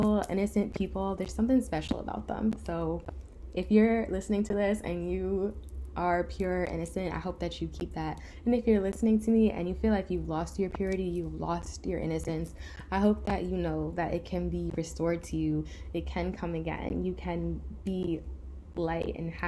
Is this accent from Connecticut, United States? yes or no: no; Rockland County, New York, United States; my little Rockland County suburban girl self